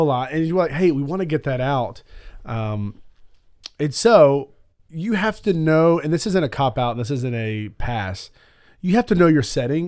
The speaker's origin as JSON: {"language": "English", "region": "Alabama", "country": "United States", "said": "I'm from Alabama"}